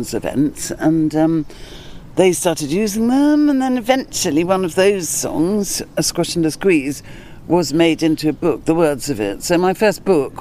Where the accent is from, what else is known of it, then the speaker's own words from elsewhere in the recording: London, United Kingdom; moved away; also born or lived in Scotland; I grew up in London